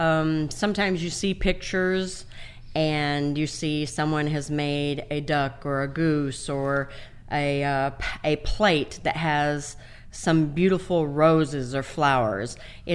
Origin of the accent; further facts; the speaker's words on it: Baja California, Mexico; also born or lived in San Diego; now in Texas, United States; Originally, well, I was born in San Diego, California.